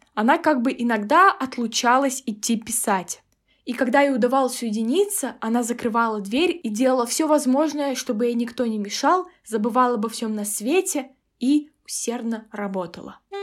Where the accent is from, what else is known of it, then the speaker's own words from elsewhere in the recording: Kazakhstan; я из Казахстана